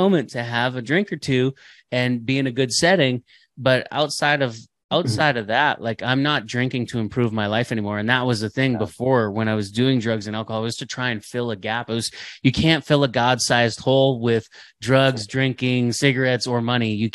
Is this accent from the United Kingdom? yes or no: no; Canada; we're Canadian, eh?